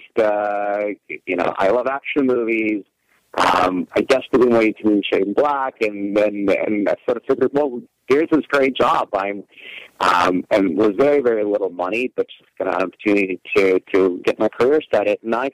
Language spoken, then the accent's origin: English; Russia; moved away as an adult; now in United States; I was originally born and raised in Russia, and just so happened that my first year in the United States was also my first year at USC